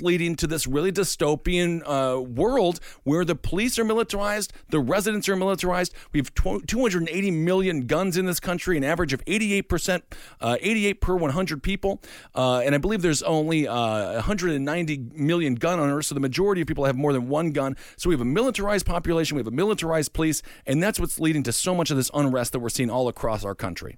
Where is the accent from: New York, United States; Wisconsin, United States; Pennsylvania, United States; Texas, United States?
Wisconsin, United States; Stevens Point; my hometown of Stevens Point